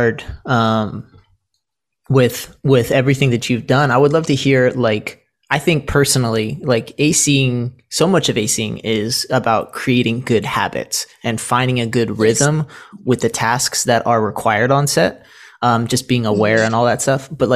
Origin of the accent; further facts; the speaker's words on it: Senegal; I grew up in Senegal myself